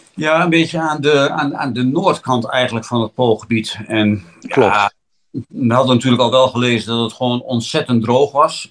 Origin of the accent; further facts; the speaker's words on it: Netherlands; we komen uit Nederland